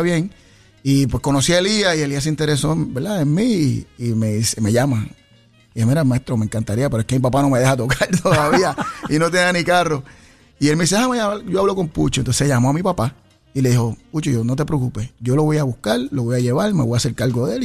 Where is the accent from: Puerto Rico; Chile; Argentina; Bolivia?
Puerto Rico; Ponce; yo soy de Ponce, natural de Ponce